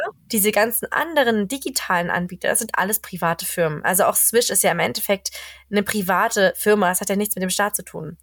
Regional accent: Germany; now in Sweden; als Deutscher

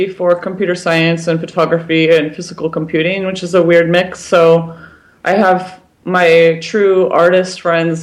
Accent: United States; I'm American

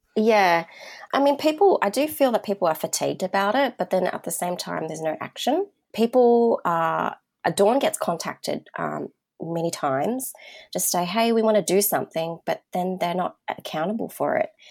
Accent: Sydney, New South Wales, Australia; growing up in the southwest of Sydney, which is home to the most diverse communities in Australia

